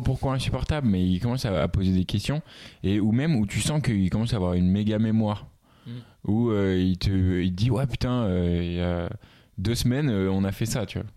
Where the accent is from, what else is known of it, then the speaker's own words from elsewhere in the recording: Paris, Île-de-France, France; je suis parisien